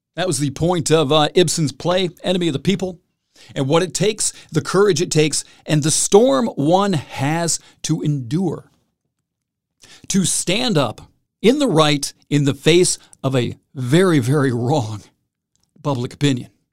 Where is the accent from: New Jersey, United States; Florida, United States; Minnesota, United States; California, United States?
California, United States; Salinas; those folks from Salinas, as I like to talk about, my hometown